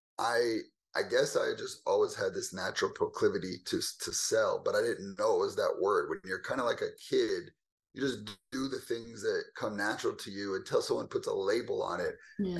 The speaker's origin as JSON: {"language": "English", "region": "Southern California", "country": "United States", "tie": "born or raised there", "moved": "as an adult", "lives_now": "Dallas, United States", "said": "I'm originally born and raised in California, Southern California, to be exact"}